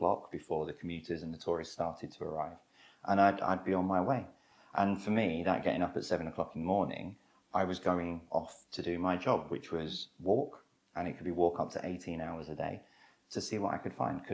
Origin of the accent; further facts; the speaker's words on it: London, United Kingdom; I'm born and bred London. You know, I was born and raised in Wimbledon Park, beautiful area